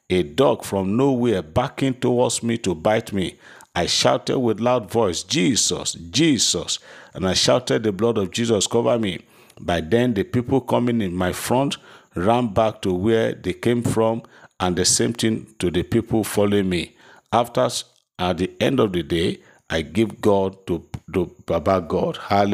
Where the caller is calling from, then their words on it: Lagos, Nigeria; I'm testifying from Lagos.